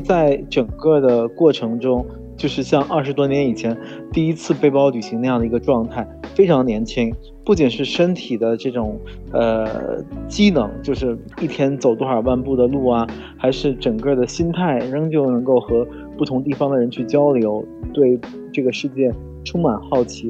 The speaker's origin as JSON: {"language": "Chinese", "country": "China", "said": "在我们中国人的心目中就是从小就会有这样的一个形象"}